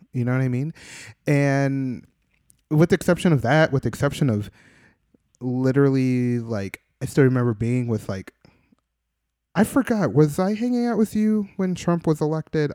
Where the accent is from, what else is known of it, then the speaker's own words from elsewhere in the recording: Midwest, United States; now in New York, United States; I'm born and raised in the Midwest